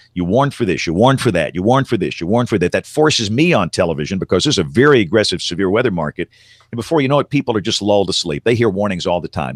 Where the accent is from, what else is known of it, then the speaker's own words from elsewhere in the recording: Tuscaloosa, Alabama, United States; growing up in Tuscaloosa, Alabama in the decade of the seventies.